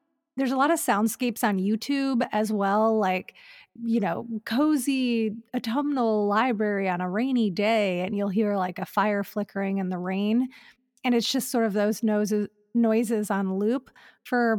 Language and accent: English; Midwest, United States; now in Los Angeles, United States; a Midwestern Halloween, like what it was like when I would lay in bed at night because we had a ton of trees in our backyard